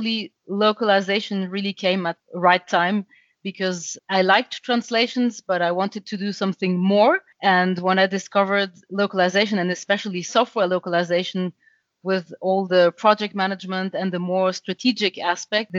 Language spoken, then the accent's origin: English; Paris area, Île-de-France, France; English is a second language; moved away as an adult; also born or lived in Germany; now in Düsseldorf, Germany; I was born and raised in France in the Paris area, but I was raised bilingual because my mother is German